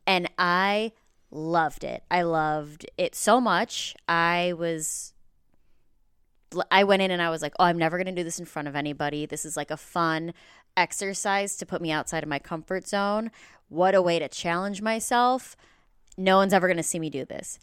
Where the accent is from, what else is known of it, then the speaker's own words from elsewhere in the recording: Mount Prospect, Illinois, United States; moved away as an adult; now in Los Angeles, United States; I grew up in the Northwest suburbs